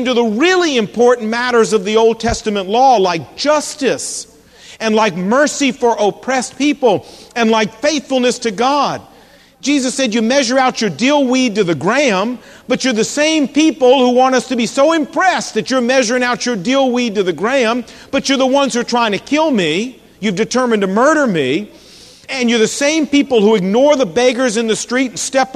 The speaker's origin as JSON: {"language": "English", "town": "Portsmouth", "region": "Virginia", "country": "United States", "tie": "born or raised there", "said": "when I was growing up, I wasn't a Christian, but I remember down in my hometown of Portsmouth, Virginia"}